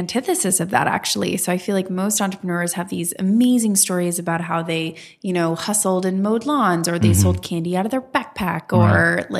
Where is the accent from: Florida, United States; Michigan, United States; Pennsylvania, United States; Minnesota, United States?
Florida, United States; West Palm Beach; moved away as an adult; now in New York City, United States; I'm originally from Florida.